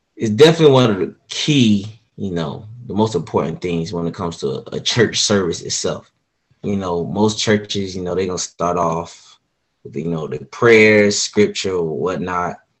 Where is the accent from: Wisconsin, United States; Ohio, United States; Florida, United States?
Florida, United States; Orlando; also born or lived in Groveland, Florida; I am from Orlando, Florida